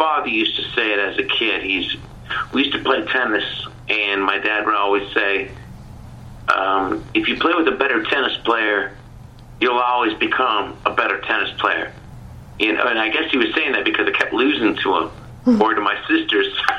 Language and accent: English; Ontario, Canada; I grew up in Ontario